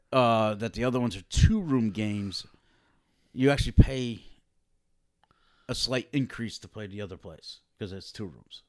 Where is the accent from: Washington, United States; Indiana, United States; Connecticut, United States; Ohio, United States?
Connecticut, United States; we're from Connecticut